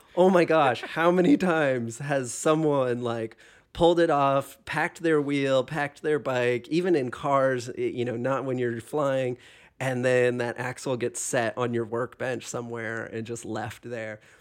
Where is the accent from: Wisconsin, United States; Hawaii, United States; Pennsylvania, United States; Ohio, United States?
Hawaii, United States; moved away; also born or lived in Pacific Northwest / Illinois; I grew up in Hawaii